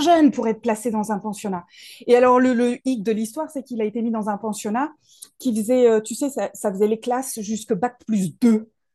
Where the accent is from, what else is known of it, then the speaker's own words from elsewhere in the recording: Paris region, Île-de-France, France; moved away as an adult; now in Toulouse, France; je viens de Paris. je suis née en région parisienne, j'ai grandi là-bas